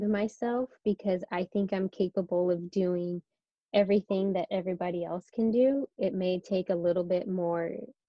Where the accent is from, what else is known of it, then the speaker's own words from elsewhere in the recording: Sacramento, California, United States; moved away as an adult; now in San Diego, United States; I'm from Northern California, so the Sacramento area.